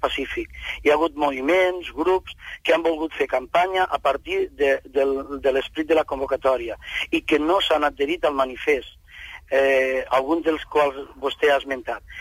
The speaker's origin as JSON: {"language": "Catalan", "region": "Catalonia", "country": "Spain", "said": "som de Catalunya i som d'Espanya, som espanyols i catalans"}